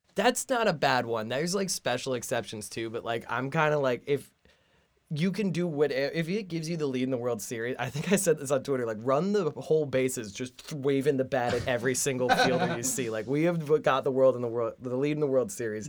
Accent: New Jersey, United States; I am from Jersey on the other c, side of the city

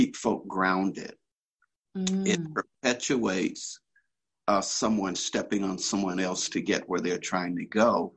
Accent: Birmingham, Alabama, United States; now in Inland Valley, United States; I'm just a country boy from Alabama, grew up in Birmingham, out in the rural South

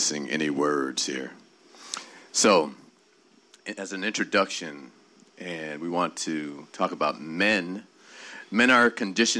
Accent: Bahamas; I'm from the Bahamas

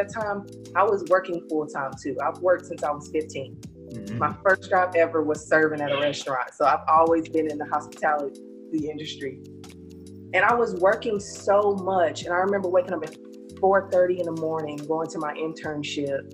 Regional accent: North Carolina, United States; moved away as an adult; now in Atlanta, United States; I'm originally from North Carolina. I moved here with my job. You know, they moved me out here to the good city of Atlanta

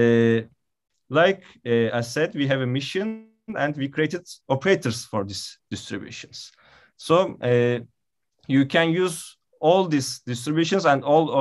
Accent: Istanbul, Turkey; also born or lived in Izmir; I am from Istanbul

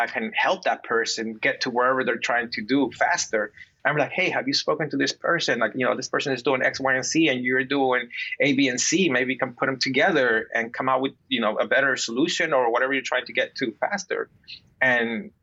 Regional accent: New Jersey, United States; moved away as an adult; also born or lived in Peru / New York; I grew up in Jersey, and then I moved to New York. But growing up in Jersey

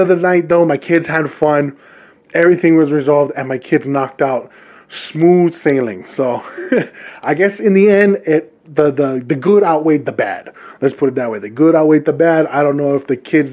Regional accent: Hawaii, United States; now in Utah, United States; Born and raised in the islands of Hawaii

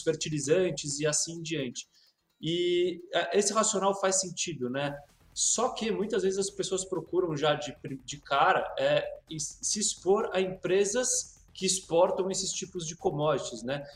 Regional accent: Brazil; como brasileiro

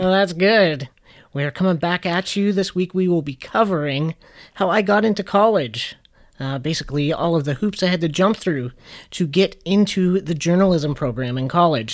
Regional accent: Canada; we're Canadian

